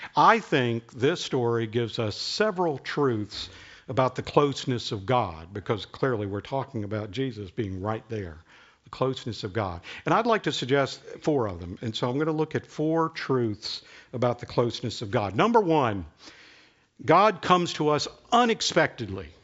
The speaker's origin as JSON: {"language": "English", "region": "Alabama", "country": "United States", "moved": "yes", "said": "I was from Alabama"}